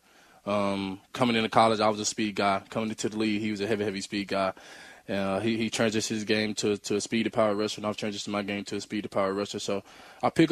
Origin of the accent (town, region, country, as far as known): Mississippi, United States; born or raised there; moved away as an adult; now in Seattle, United States